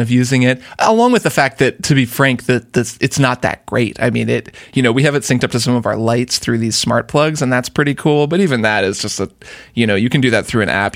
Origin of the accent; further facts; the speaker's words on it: Portland, United States; in my, in my hometown